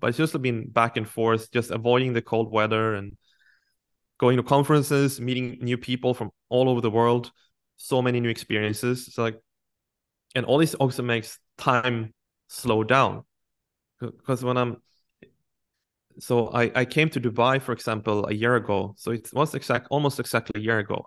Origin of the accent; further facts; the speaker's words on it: Sweden; moved away as an adult; I'm from a traditional working class family, I would say, in a small town in Sweden